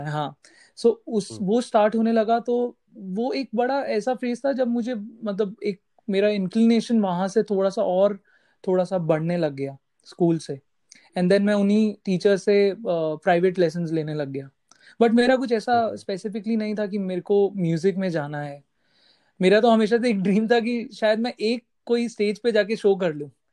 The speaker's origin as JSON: {"language": "Hindi", "region": "Delhi", "country": "India", "moved": "as an adult", "lives_now": "Mumbai, India", "said": "मैं दिल्ली से हूँ आई शिफ्टेड टू बॉम्बे"}